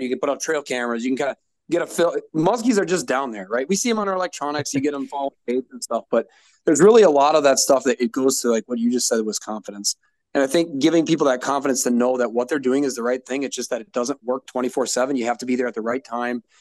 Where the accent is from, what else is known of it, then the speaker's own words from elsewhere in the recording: Green Bay, Wisconsin, United States; I'm from Green Bay. I've, I've, fished Green Bay since I was three years old